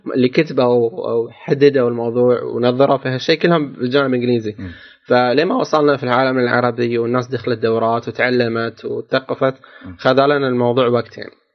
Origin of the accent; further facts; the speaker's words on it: Qatar; عندنا في قطر